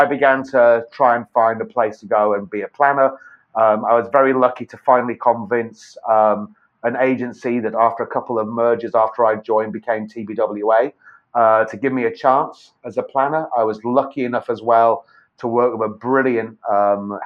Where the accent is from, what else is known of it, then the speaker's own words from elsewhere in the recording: United Kingdom; moved away as an adult; now in United States; as you can probably tell from my accent, I did not grow up in Tennessee. I grew up in the UK